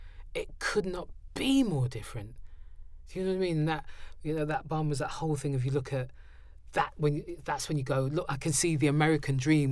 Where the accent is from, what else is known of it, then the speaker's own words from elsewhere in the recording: London, United Kingdom; it's one of the things of being a Londoner